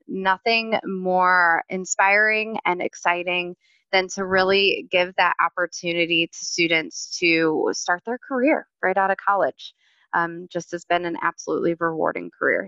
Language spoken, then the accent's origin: English; Cleveland, Ohio, United States; moved away as an adult; also born or lived in Raleigh, North Carolina; I am born and raised in Cleveland, Ohio, and spent about 13 years in Raleigh